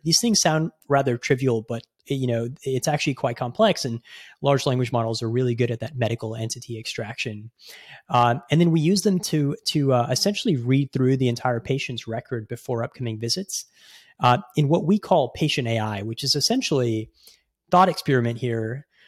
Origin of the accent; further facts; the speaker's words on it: Houston, Texas, United States; moved away as an adult; also born or lived in Bay Area, California; I grew up in Houston, which, um, is home to the world's largest medical center